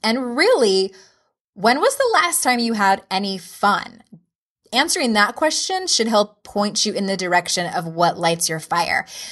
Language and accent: English; San Diego, California, United States; moved away as an adult; now in Utah, United States; I moved from San Diego to Utah in 2011, I think that was, I had only lived in one place my whole life.